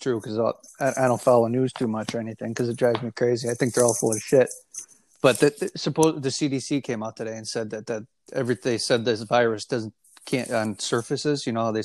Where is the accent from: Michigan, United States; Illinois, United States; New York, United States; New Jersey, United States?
Illinois, United States; We're obviously both from Illinois